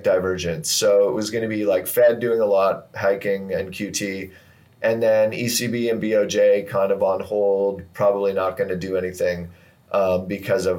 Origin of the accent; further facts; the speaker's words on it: Canada; I'm Canadian